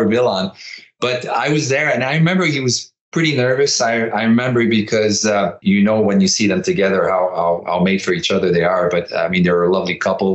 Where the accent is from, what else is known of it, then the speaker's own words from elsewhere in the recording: Quebec, Canada; English is a second language; I was playing in Quebec for my hometown